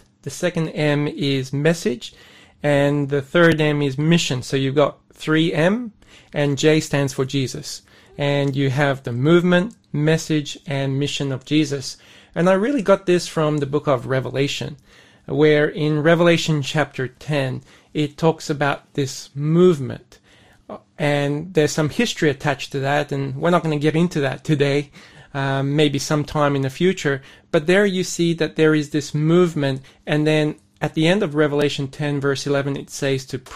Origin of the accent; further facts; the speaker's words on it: Sydney, New South Wales, Australia; moved away as an adult; also born or lived in Bundaberg, Queensland / South Korea; I was born in Sydney, grew up in Sydney with an ethnic background